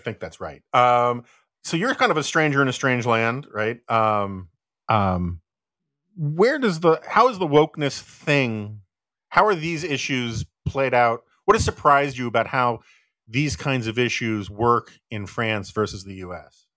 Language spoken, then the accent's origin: English; United States